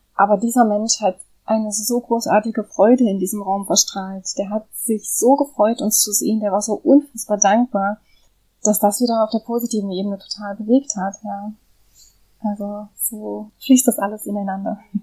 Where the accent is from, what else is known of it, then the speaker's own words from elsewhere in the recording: Germany; moved away; in Deutschland geboren zu sein, äh, in Deutschland aufgewachsen zu sein